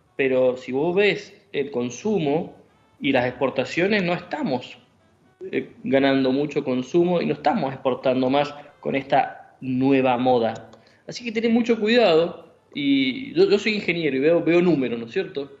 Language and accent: Spanish; Argentina; como argentino